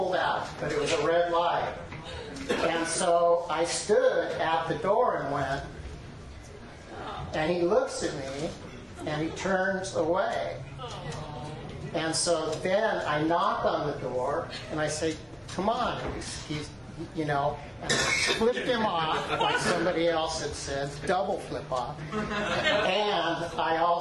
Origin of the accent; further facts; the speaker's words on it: Southern California, United States; also born or lived in Birmingham, Alabama; now in Portland, United States; I'm originally from Southern California, but lived in Birmingham, Alabama for a while.